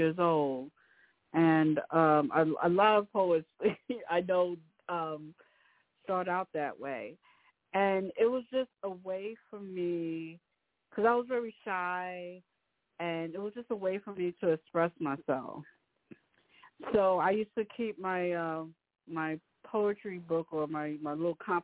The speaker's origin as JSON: {"language": "English", "town": "New York City", "region": "New York", "country": "United States", "said": "I'm originally from Rockaway, New York"}